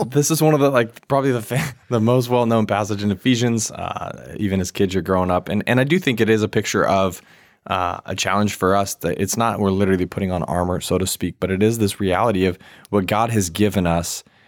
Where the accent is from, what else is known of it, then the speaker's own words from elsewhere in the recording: Virginia, United States; moved away; also born or lived in Washington State; I grew up in Virginia for a bit